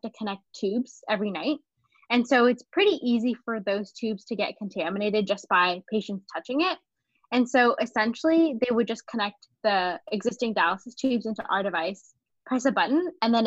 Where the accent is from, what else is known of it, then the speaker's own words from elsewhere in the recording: San Francisco Bay Area, California, United States; moved away as an adult; now in Baltimore, United States; I grew up in the San Francisco Bay Area